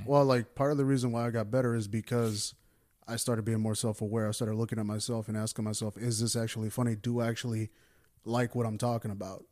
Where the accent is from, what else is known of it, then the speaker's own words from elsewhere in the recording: United States; I'm an American, and I do American stand-up